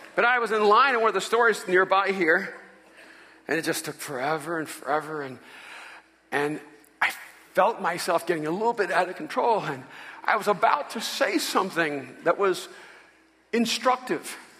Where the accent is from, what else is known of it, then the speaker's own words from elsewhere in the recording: El Salvador; moved away; I'm from El Salvador. And I'm a Latino